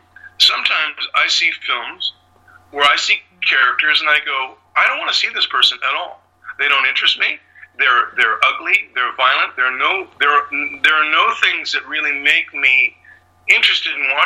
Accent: London, Ontario, Canada; moved away as an adult; also born or lived in Chicago; I grew up in London, Ontario

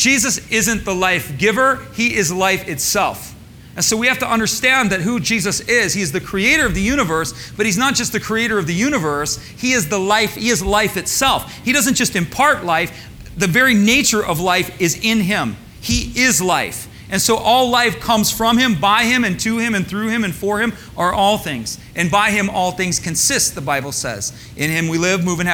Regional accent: Michigan, United States; I grew up in Michigan, so I grew up around cornfields

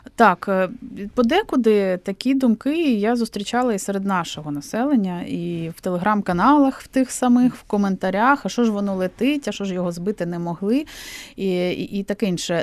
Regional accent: Crimea, Ukraine; moved away; Я з Криму сама

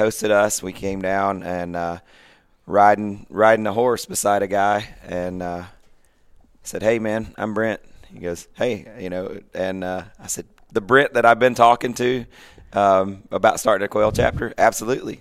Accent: Pulaski, Tennessee, United States; moved away as an adult; I was able to move in two thousand six to my hometown

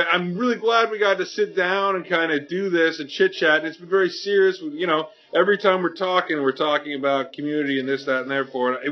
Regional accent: Canada; I'm Canadian.

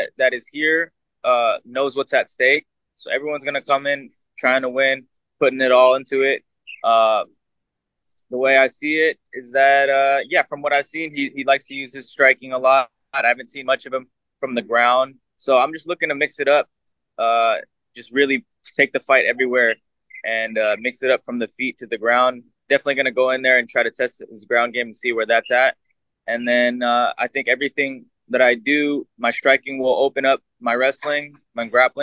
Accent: United States; I was born in America, but my national, my blood is Filipino

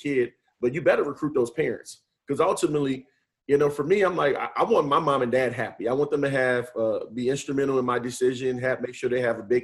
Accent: New Orleans, Louisiana, United States; moved away as an adult; also born or lived in Michigan; now in West Bloomfield, United States; the Manning brothers are from my hometown

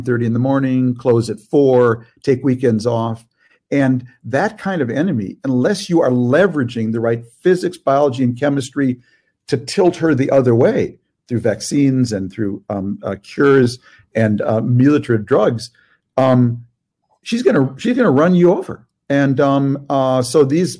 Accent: Minnesota, United States; I'm from Minnesota

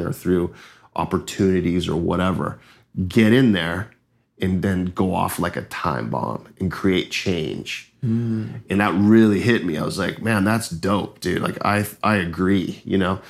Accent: Los Angeles, California, United States; moved away as an adult; also born or lived in Hawaii; now in Costa Rica; I'm from Los Angeles, California

